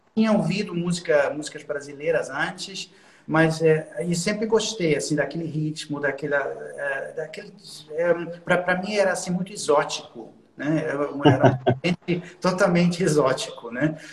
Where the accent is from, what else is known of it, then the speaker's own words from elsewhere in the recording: Düsseldorf, North Rhine-Westphalia, Germany; Portuguese is a second language; now in Cologne, Germany; Nasci na cidade de Düsseldorf, que, é, que, não, é, que não é muito longe daqui, de Colônia, é, na parte oeste da Alemanha, né? E eu, eu ah. sempre morei, eu sempre morei na Alemanha